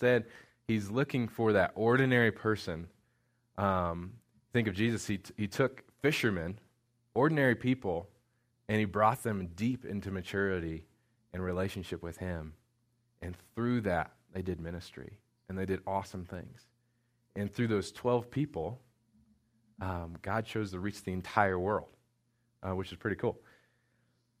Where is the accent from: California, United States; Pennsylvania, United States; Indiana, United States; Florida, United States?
Indiana, United States; moved away; Indiana, which is where I'm from